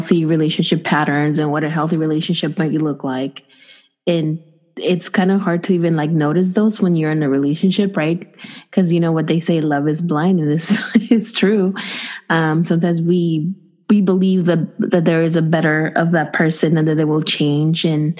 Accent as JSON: {"language": "English", "region": "Mexico City", "country": "Mexico", "accent": "Chilanga", "moved": "yes", "lives_now": "United States", "said": "we moved to the US, like, I mean, I came from Mexico City, so I have my Chilanga accent"}